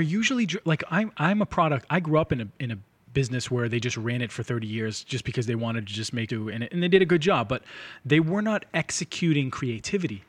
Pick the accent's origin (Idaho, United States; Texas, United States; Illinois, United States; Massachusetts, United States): Massachusetts, United States; Lynn; I grew up in Lynn, but my parents owned a diner